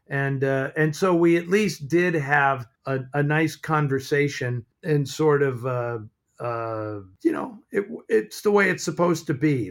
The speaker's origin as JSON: {"language": "English", "town": "San Francisco", "region": "California", "country": "United States", "tie": "born or raised there", "said": "I grew up in San Francisco"}